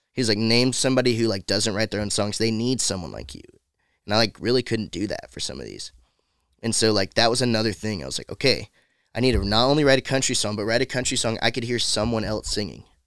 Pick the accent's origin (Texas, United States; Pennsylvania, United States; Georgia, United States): Georgia, United States; about an hour from Atlanta; moved away as an adult; now in Nashville, United States; I'm like an hour or so Okay. from Atlanta